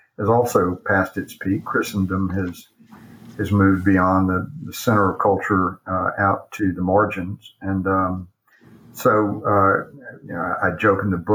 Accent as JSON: {"language": "English", "town": "Atlanta", "region": "Georgia", "country": "United States", "tie": "born or raised there", "moved": "yes", "lives_now": "Charlotte, United States", "said": "when I grew up in Atlanta"}